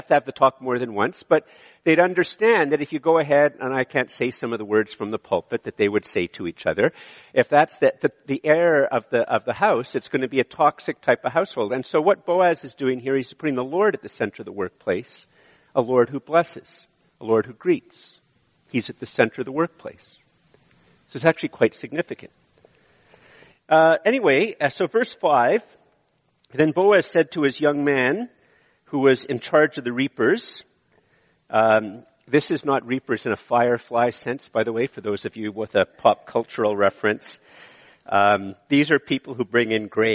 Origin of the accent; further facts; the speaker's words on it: Montreal, Quebec, Canada; moved away; also born or lived in Ottawa / Eganville; I grew up in Montreal